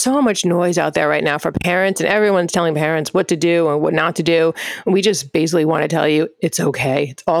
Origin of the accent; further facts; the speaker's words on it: Long Island, New York, United States; accent: Long Island; moved away as an adult; also born or lived in Brooklyn, New York / Upper East Side, New York City; now in New York City, United States; So my family's originally from Brooklyn, but we moved at a very young age to Long Island, where my family still lives. So you will occasionally see and hear my Long Island accent.